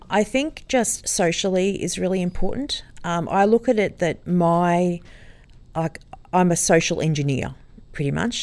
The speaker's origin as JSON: {"language": "English", "town": "Sydney", "region": "New South Wales", "country": "Australia", "tie": "born or raised there", "also_born_or_lived": "Sutherland Shire, Sydney", "moved": "as an adult", "lives_now": "Noosa North Shore, Australia", "said": "I grew up in Sydney and lived there and had two children"}